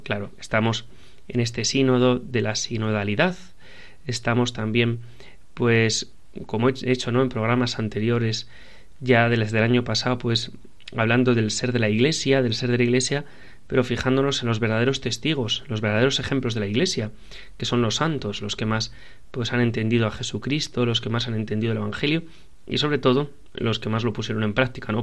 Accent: Piedras Blancas, Asturias, Spain; de mi pueblo, de donde yo soy de Piedras Blancas

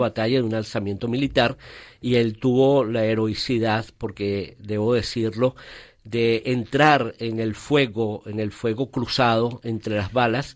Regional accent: Valencia, Carabobo, Venezuela; now in Caracas, Venezuela; luego a los ocho años de muy niño eh, mi padre por razones de trabajo fue trasladado a la segunda ciudad en ese momento que era Valencia de Venezuela

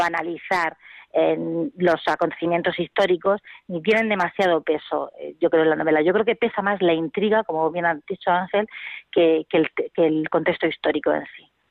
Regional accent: Region of Murcia, Spain; nosotros somos de Murcia

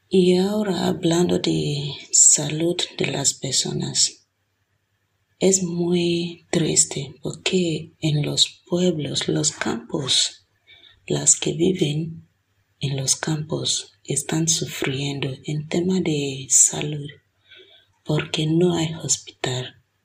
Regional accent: Nigeria; now in Villanueva de Córdoba, Spain

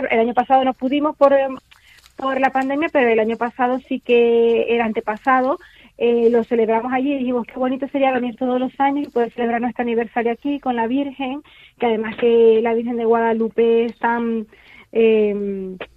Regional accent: Venezuela; now in Spain; nosotros venimos de Venezuela. Toma ya. Somos, somos venezolanos, tenemos aquí en España ya tenemos eh, siete años y medio

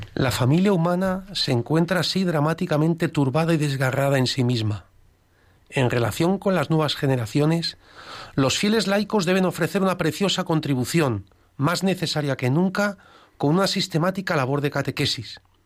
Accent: Alcázar de San Juan, Castilla-La Mancha, Spain; yo soy de Alcázar de San Juan

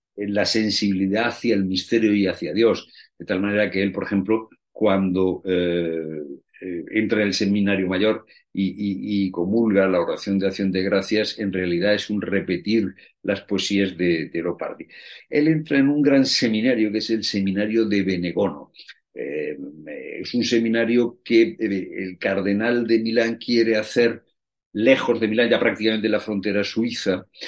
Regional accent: Spain; los españoles

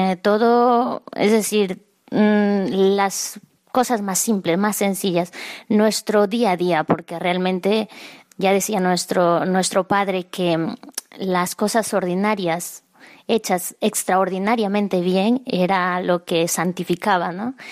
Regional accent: San Martín, Peru; yo soy de Perú y de un pueblo muy pequeñito, pero mi parroquia eh, pertenece a la prelatura de Moyobamba

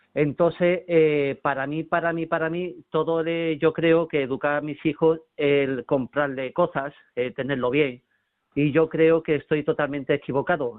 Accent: Málaga, Andalusia, Spain; Soy eh, de Málaga

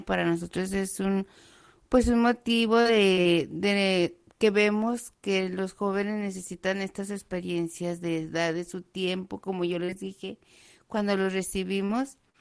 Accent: Mexico; now in Nazareth, Israel; yo soy mexicana

